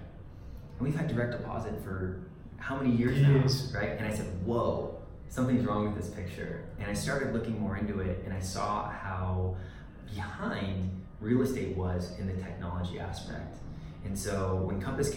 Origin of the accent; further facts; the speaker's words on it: Northern California, United States; moved away as an adult; now in Colorado, United States; I grew up in Northern California and then moved down to Southern California.